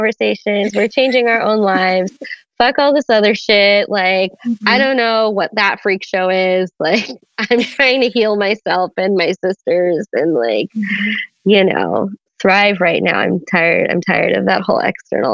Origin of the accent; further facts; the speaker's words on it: Washington, District of Columbia, United States; also born or lived in East Coast; Washington, D.C., 1990. grew up only child, Caribbean household. My parents are immigrants from Trinidad and Tobago. I grew up on the East Coast